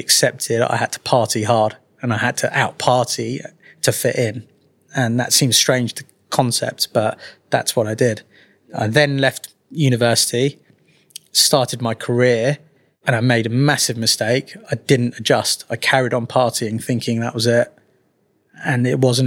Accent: Twickenham, London, United Kingdom; accent: Mockney; also born or lived in Walsall; I was born in Walsall, which a lot of people don't know from this Mockney accent I now carry. I was very lucky that mum and dad moved to London when I was very young. They ended up in Twickenham

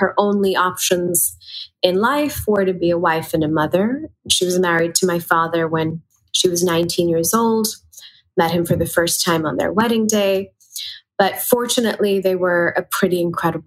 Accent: Pakistan; moved away as an adult; now in United States; I grew up in Pakistan

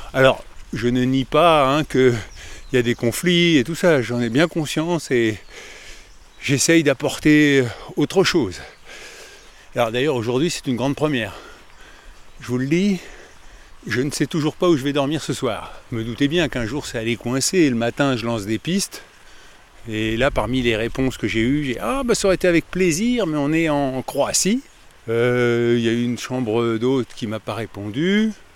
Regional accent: Paris, Île-de-France, France; Moi, je suis de Paris

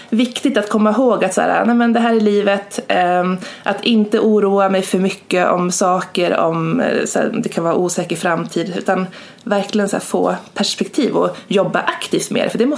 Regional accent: Gävleborg County, Sweden; runt 2014-2015 när jag var hemma i Hälsingland på sportlovet.

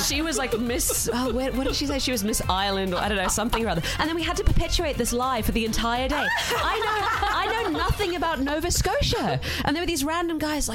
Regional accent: Zimbabwe; moved away; I'm from Zimbabwe

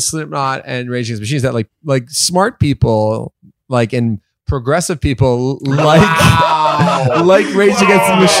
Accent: Toronto, Ontario, Canada; I grew up in Toronto.

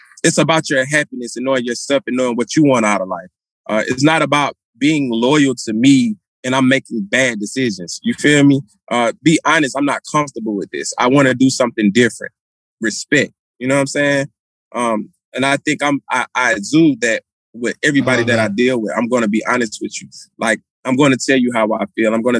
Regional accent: Atlanta, Georgia, United States; I'm from Atlanta

